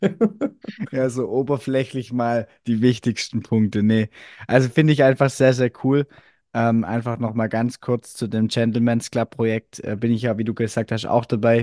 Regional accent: Swabia, Germany; accent: Swabian; wie man ja ab und zu, glaube ich, ein bisschen raushört, ich komme aus dem Schwäbischen

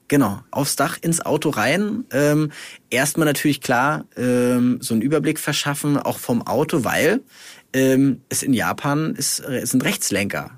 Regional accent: Germany; hier bei uns in Deutschland

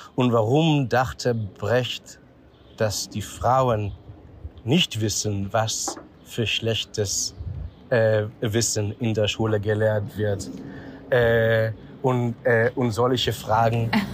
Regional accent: Israel; German is a second language; moved away as an adult; also born or lived in Vienna, Austria / Tel Aviv, Israel; now in Berlin, Germany; ich wurde in Israel geboren, 1974 und habe äh, drei Jahre, so zwischen äh, äh, 12 und 15, habe ich äh, mit meinen Eltern, äh, so die ganze, ist die ganze Familie für drei Jahre nach Wien gefahren.

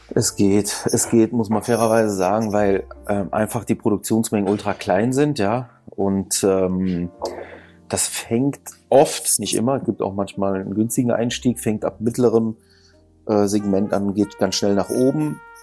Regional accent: Düsseldorf, North Rhine-Westphalia, Germany; ich bin in Düsseldorf geborener, aber ich habe halt äh, viel auch von der Griechenmentalität mit bekommen

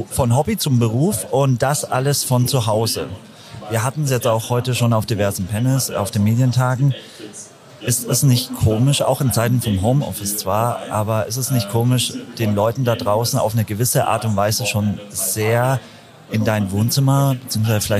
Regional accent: Nuremberg, Bavaria, Germany; also born or lived in Fürth; komme ja aus Nürnberg bzw. Fürth eine Stunde nach München, also war entspannt auf jeden Fall. Vom kleinen Frankenland in die große Netzwerk, äh, Netzwelt.

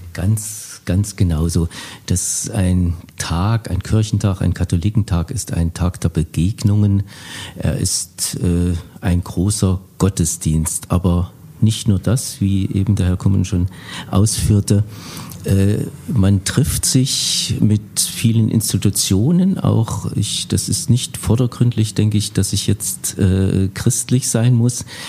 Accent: Bad Langensalza, Thuringia, Germany; ich komme aus Bad Langensalza, einer Kleinstadt unweit von Erfurt.

